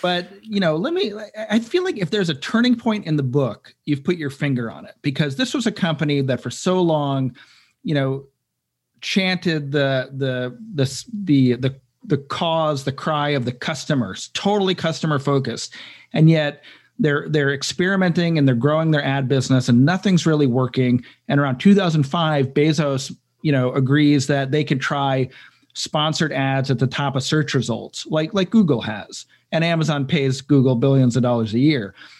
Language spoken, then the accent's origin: English; Cleveland, Ohio, United States; I'm from Cleveland, Ohio.